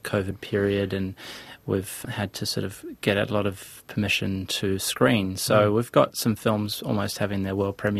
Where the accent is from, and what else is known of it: New Zealand